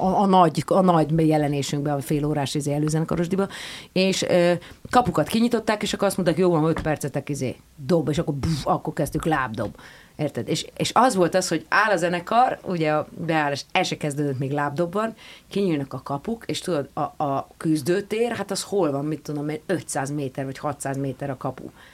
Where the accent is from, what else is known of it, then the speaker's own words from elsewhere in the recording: Pilis, Pest, Hungary; mert hogy a pilis ez egy szakrális hely, egyébként meg ott nőttem fel